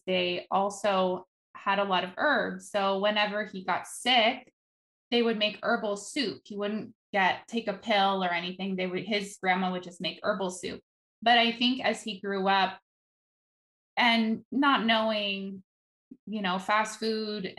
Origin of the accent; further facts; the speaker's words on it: Netherlands; moved away; I grew up in Holland